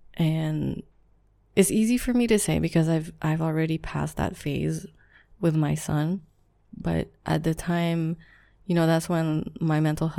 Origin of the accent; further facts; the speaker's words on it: Philippines; so just a little background, I am Filipino, so Asian, raised, strict household, that part doesn't matter, but anyways, I am from a culture where you co-sleep.